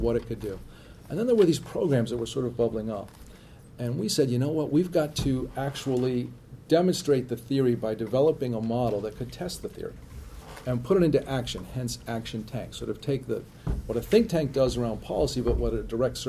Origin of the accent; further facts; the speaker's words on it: New Hampshire, United States; I grew up in New Hampshire